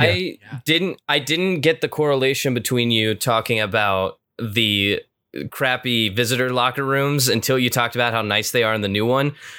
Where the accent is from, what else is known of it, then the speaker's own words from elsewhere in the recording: Cincinnati, Ohio, United States; we're three boys from Cincinnati